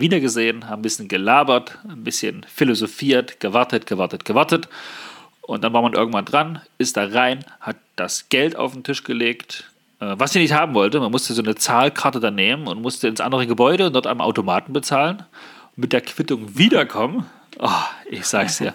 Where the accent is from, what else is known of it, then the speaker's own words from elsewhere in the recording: Germany; also born or lived in Naumburg, Saxony-Anhalt; wir, die Deutschen